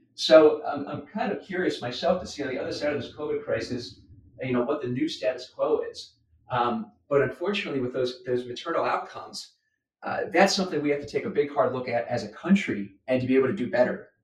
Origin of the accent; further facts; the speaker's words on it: United States; as an American